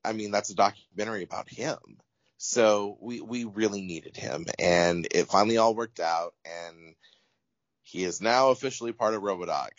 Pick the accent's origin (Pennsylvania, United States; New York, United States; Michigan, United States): Michigan, United States; moved away as an adult; also born or lived in Phoenix, Arizona; growing up in Michigan, you know, I was just a kid who wanted to do anything to get out of Michigan